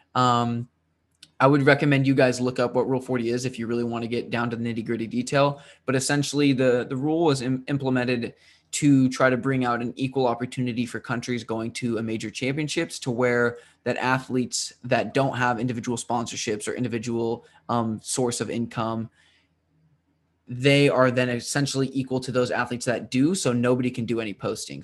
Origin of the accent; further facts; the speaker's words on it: United States; to be in my home state